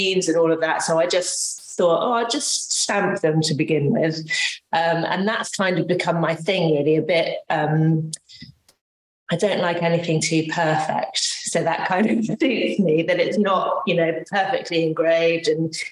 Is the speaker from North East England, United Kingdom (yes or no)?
no; Devon, South West England, United Kingdom; moved away as an adult; also born or lived in London; I'm originally from Devon